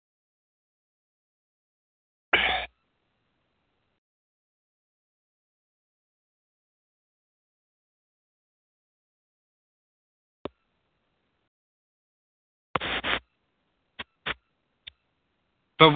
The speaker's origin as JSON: {"language": "English", "region": "California", "country": "United States", "accent": "California", "said": "I have a California accent, and my accent is kind of lame"}